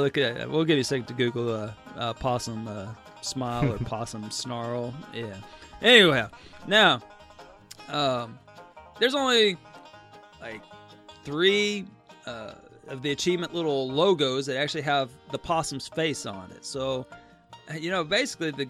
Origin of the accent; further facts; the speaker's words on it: North Texas, United States; It's out in North Texas. That's where I grew up. And so, growing up in North Texas